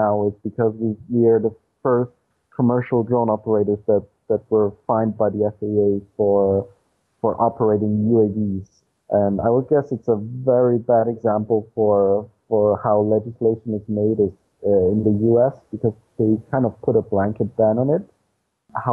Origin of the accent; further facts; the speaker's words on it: Austria; I explore the backyard of Austria, of my hometown